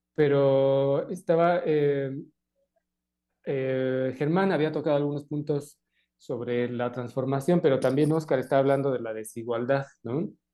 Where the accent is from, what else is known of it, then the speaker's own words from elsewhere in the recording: Mexico; lo propio de cada uno de nosotros como mexicanos